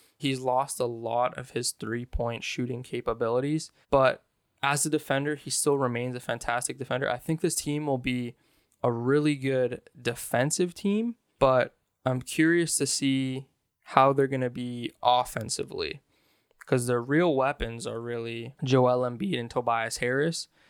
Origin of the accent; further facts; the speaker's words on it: Canada; I'm Canadian